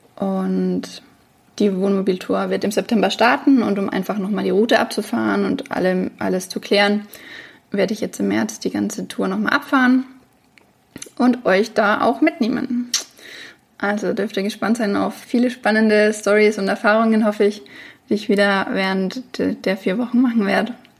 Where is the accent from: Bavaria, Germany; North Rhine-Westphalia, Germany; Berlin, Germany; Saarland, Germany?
Bavaria, Germany; Franconia, near Bamberg; moved away; also born or lived in Würzburg; ich komme aus Franken, aus der Nähe von Bamberg